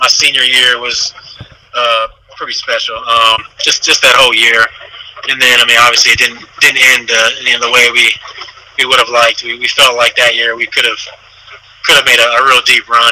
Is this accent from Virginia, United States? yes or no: yes; Northern Virginia, United States; I'm from Northern Virginia, so I grew up watching Maryland and the ACC